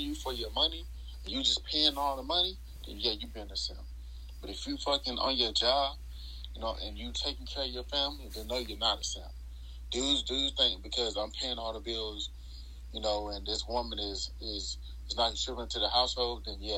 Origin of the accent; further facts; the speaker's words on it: Western North Carolina, United States; now in Killeen, United States; I'm from Western North Carolina, currently residing in Killeen, Texas